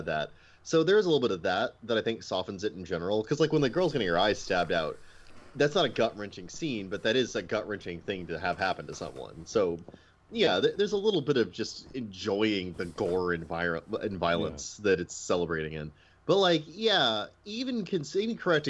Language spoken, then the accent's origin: English; Midwest, United States; I'm from the Midwest